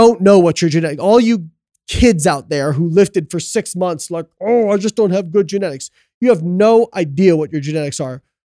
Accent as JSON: {"language": "English", "region": "Midwest", "country": "United States", "said": "Well, we're both from Midwest, you know what I mean?"}